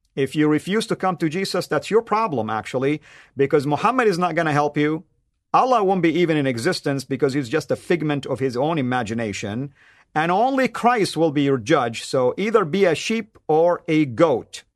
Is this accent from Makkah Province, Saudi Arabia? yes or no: yes; Jeddah, Makkah Province, Saudi Arabia; I grew up in Jeddah, Saudi Arabia, which is on the West Coast